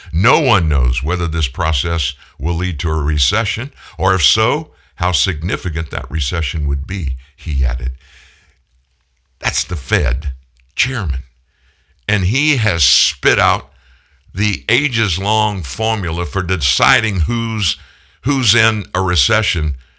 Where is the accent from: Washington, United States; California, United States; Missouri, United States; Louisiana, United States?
Louisiana, United States; South; also born or lived in Houston, Texas / Shreveport, Louisiana / Indianapolis, Indiana; I'm a lifer in Louisiana. I was born in Houston, but at four, my family moved to South Louisiana, been in Louisiana ever since